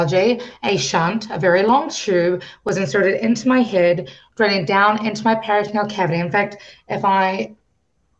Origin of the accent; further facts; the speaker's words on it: New Zealand; I grew up in New Zealand. I was born in New Zealand. And, you know, I am a Kiwi